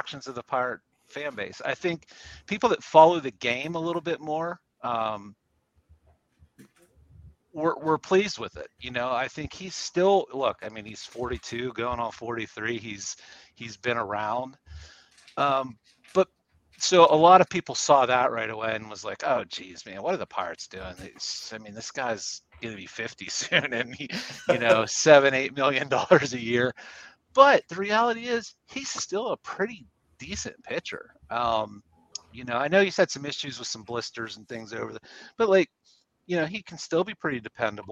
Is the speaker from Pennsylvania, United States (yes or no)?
yes; Aliquippa, Pennsylvania, United States; now in Pittsburgh, United States; I was born and raised in Aliquippa, Pennsylvania